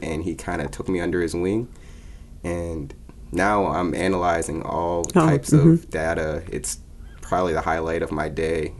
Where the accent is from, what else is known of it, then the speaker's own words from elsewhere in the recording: Pittsburgh, Pennsylvania, United States; also born or lived in Louisiana; I'm from Pittsburgh, Pennsylvania. I live there with my mom and my dad